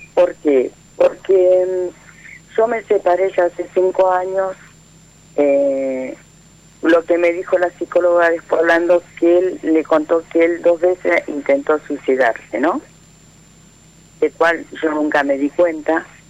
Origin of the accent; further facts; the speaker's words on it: Florencio Varela, Buenos Aires Province, Argentina; moved away as an adult; now in Quilmes, Argentina; 30 años viví en Florencia Varela, hace dos años que estoy viviendo en Esteleta Quilmes